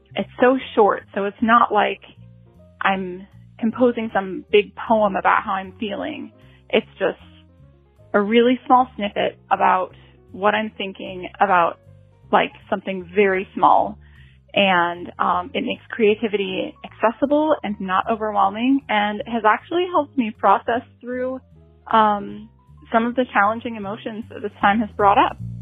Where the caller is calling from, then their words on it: Washougal, Washington, United States; I'm calling from Washougal, Washington.